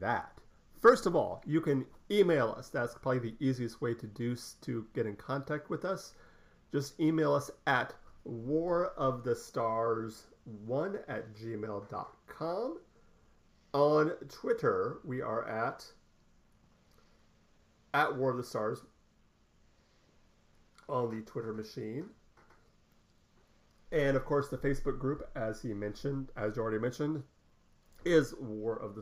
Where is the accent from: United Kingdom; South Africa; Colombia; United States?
United Kingdom; Scotland; being Scottish